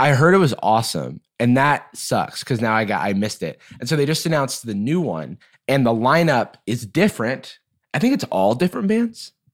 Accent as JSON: {"language": "English", "town": "Gainesville", "region": "Florida", "country": "United States", "tie": "born or raised there", "said": "my hometown of Gainesville, Florida"}